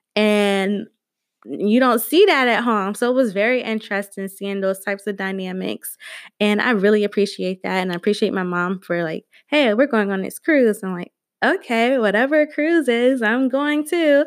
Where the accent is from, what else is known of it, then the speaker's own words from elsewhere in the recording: Georgia, United States; also born or lived in Delaware; now in Maryland, United States; I am originally from Georgia, then I moved to Delaware